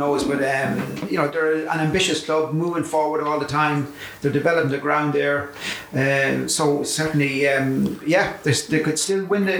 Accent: Kildare, Leinster, Ireland; I'm from Kildare

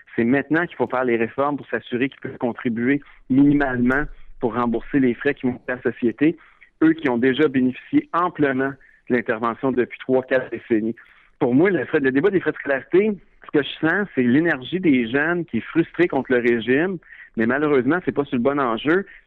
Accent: Quebec, Canada; en tant que Québécois, en tant que jeune

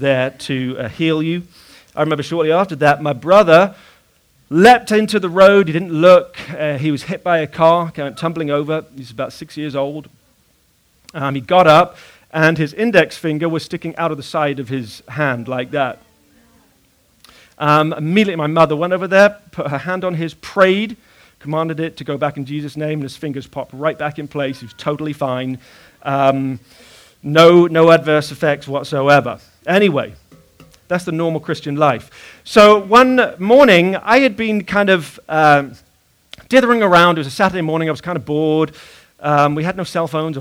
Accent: Bath, South West England, United Kingdom; When I was about 10 years old, I was living in a house in the city of Bath

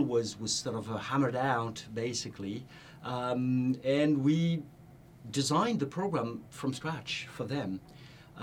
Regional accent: France; moved away as an adult; now in United States; back in my home country in France

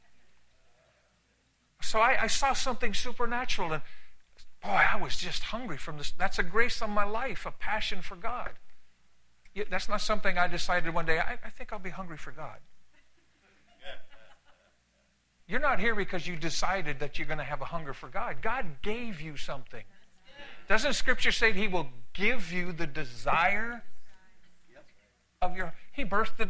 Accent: Canada; also born or lived in San Antonio, Texas / California; now in United States; I'm Canadian. I'm Canadian by birth

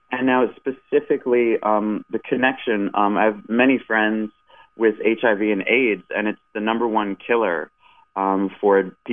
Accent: Michigan, United States; I grew up in Michigan watching the Red Wings

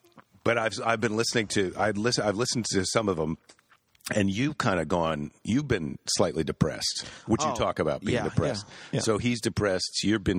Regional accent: Midwest, United States; now in California, United States; I grew up in the Midwest

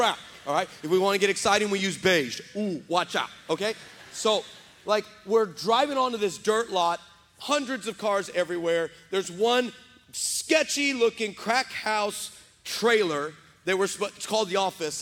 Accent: West Texas, United States; now in San Antonio, United States; I was raised in West Texas.

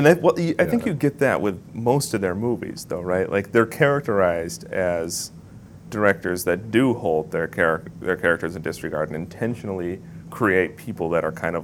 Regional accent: Midwest, United States; moved away; because I'm from the Midwest, and, like, when I go back home now, I hear that accent much more clearly than I did as a child growing up there

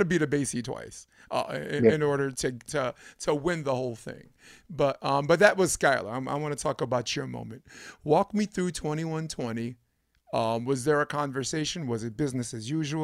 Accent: New York, United States; I'm from New York

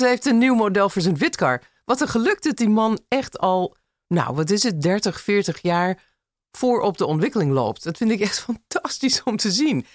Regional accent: Los Angeles, California, United States; Dutch is a second language; moved away as an adult; now in Amsterdam, Netherlands; De Los Angeles van mijn jeugd

